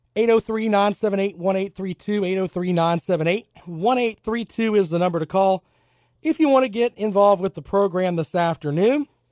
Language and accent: English; United States; I am an American